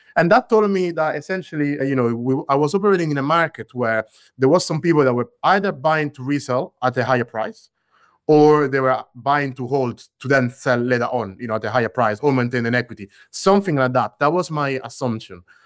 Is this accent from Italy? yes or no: yes; central Italy, Italy; I grew up in Italy, bear in mind, but I grew up in the center of Italy.